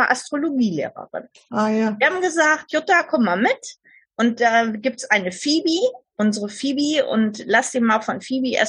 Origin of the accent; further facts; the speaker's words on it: Saarland, Germany; weil ich bin ja im Saarland aufgewachsen